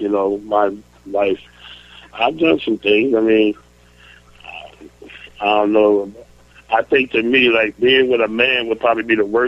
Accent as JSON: {"language": "English", "region": "New York", "country": "United States", "moved": "as an adult", "lives_now": "North Carolina, United States", "said": "I'm from New York"}